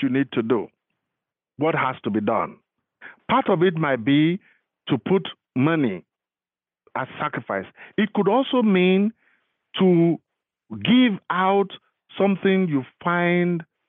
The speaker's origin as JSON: {"language": "English", "region": "Lagos", "country": "Nigeria", "tie": "born or raised there", "moved": "as an adult", "lives_now": "Florida, United States", "said": "I am from Lagos. I was born and bred in Lagos."}